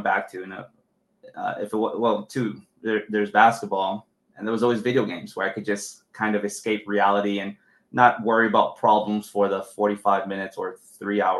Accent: Los Angeles, California, United States; I grew up in East

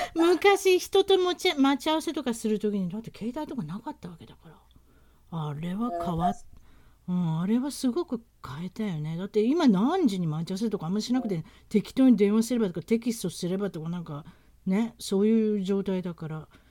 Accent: Osaka, Japan; moved away as an adult; now in United States; 私は自身は大阪から来たので

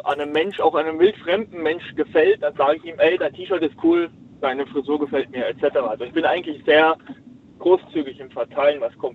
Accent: Heidelberg, Baden-Württemberg, Germany; ich komme aus Heidelberg.

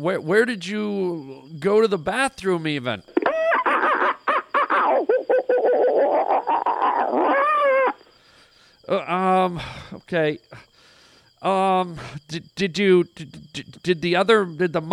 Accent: Canada; I'm Canadian

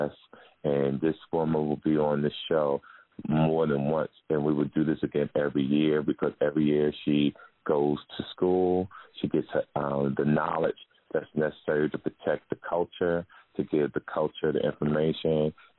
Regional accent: Jersey City, New Jersey, United States; Jersey City, New Jersey, my hometown

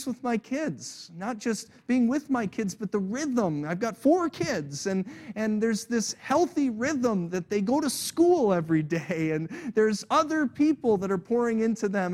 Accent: United States; I was born in America

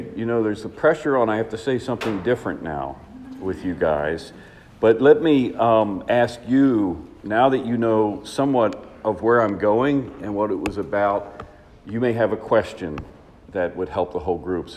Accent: Washington, District of Columbia, United States; I am from Washington, D.C.

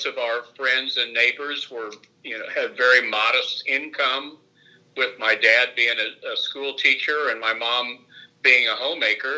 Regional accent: Muncie, Indiana, United States; now in Louisville, United States; I was born in 1950 in Muncie, Indiana.

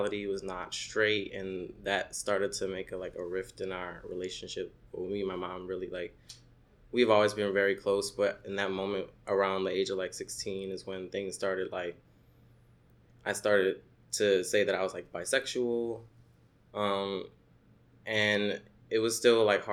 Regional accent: New Orleans, Louisiana, United States; also born or lived in Savannah, Georgia; now in Brooklyn, United States; I grew up in New Orleans

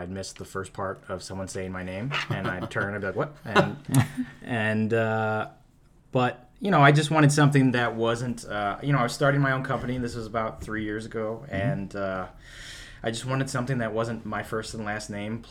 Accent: South Euclid, Ohio, United States; also born or lived in Tremont, Cleveland / Gordon Square, Cleveland; now in Cleveland, United States; I'm from South Euclid

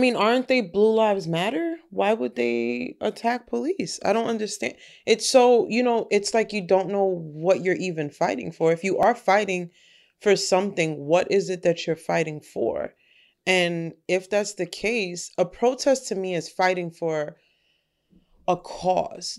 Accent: Yonkers, New York, United States

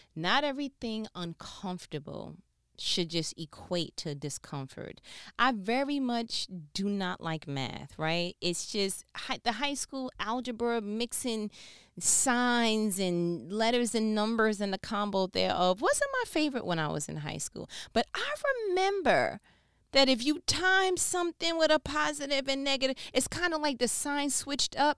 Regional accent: New York, United States; moved away as an adult; now in Southern United States; I'm not from here culturally, I'm from New York

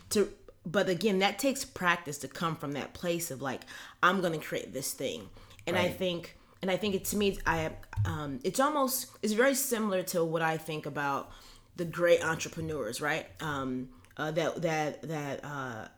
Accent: Los Angeles, California, United States; I'm from Los Angeles

